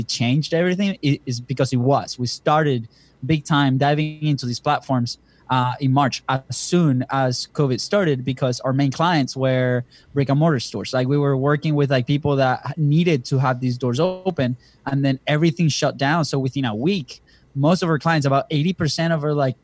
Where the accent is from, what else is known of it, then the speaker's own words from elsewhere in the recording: Venezuela; moved away; we're from Venezuela originally